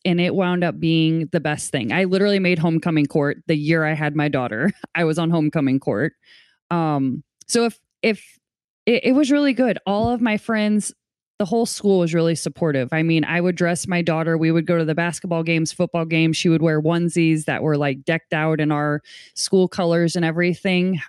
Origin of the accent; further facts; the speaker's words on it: St. Louis, Missouri, United States; also born or lived in Portland, Oregon; I'm from Saint Louis, Missouri